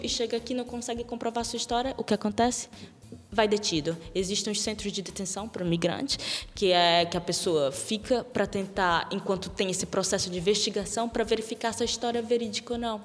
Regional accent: Brazil; now in Portugal; eu sou brasileira

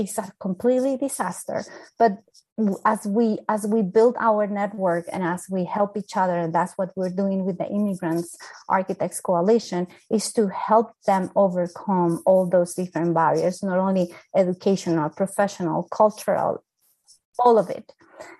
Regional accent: Colombia; they don't know I'm an architect, they don't know I'm from Colombia, and I need to break that ice

